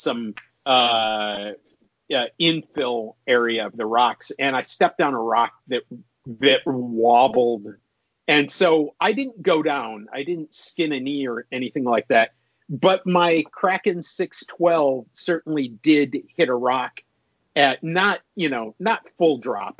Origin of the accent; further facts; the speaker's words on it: Minnesota, United States; I'm from Minnesota.